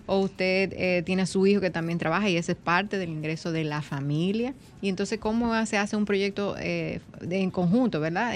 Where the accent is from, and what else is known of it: Dominican Republic